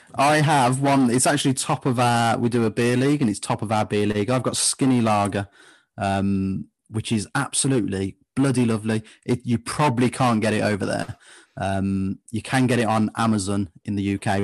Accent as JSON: {"language": "English", "region": "West Midlands", "country": "United Kingdom", "said": "we're from the West"}